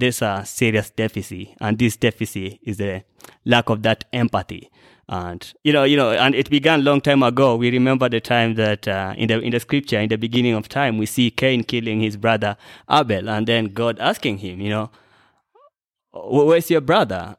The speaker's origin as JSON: {"language": "English", "country": "Kenya", "said": "I'm a Kenyan"}